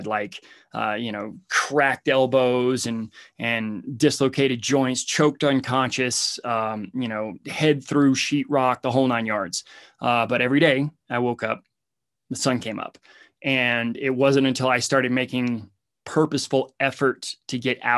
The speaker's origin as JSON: {"language": "English", "region": "Alabama", "country": "United States", "said": "I come from Hicktown, Alabama, and basically came from the dirt"}